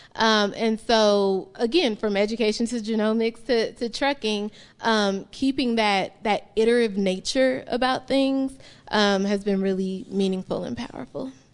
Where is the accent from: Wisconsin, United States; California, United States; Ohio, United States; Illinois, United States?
Illinois, United States; Chicago; now in Utah, United States; I'm a curly-haired black woman from Chicago